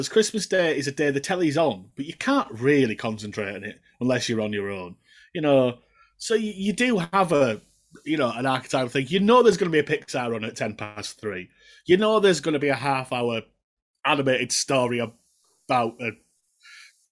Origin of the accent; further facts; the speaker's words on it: Keighley, Yorkshire and the Humber, United Kingdom; I'm from Keighley.